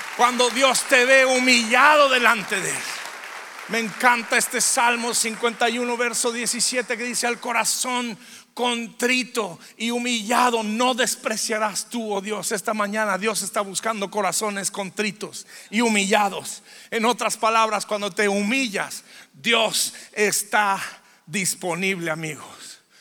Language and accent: Spanish; Durango, Mexico; Soy de Durango.